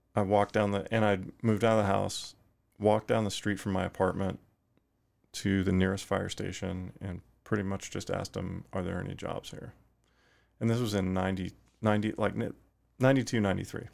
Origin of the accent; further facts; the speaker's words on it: Fort Worth, Texas, United States; also born or lived in Effingham, Illinois; eventually early in life, moved to Fort Worth, Texas, and that's where I spent my, my time growing up